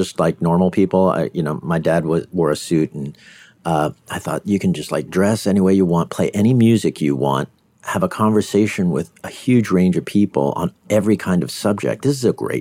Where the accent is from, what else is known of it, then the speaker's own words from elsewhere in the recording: Delaware, United States; also born or lived in Bay Area, California; now in California, United States; I grew up in Delaware